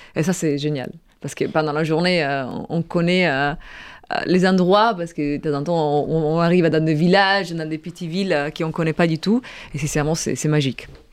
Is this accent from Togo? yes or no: no; Italy; French is a second language; moved away; Aoste, à Torino pour nous